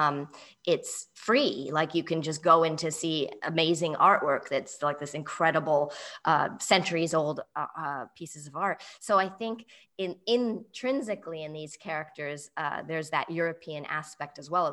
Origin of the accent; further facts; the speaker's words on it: England, United Kingdom; accent: English; moved away; I grew up in England, and speak as equally with an English accent as American accent